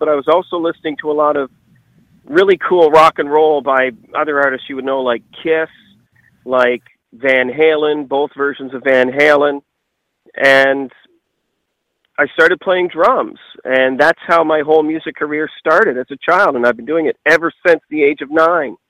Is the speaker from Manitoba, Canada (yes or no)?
no; Nova Scotia, Canada; my hometown and small parts of Nova Scotia